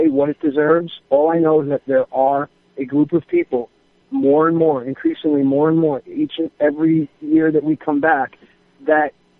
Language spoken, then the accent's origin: English; New York, United States; I grew up in New York with four sisters